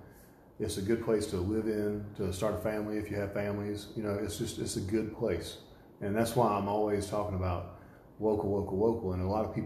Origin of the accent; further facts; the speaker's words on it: Statesboro, Georgia, United States; But I would see people that I grew up with in my hometown, and they're in, you know, Statesboro Stars and things like this, and they're like, you know, these big to-do people in Statesboro now.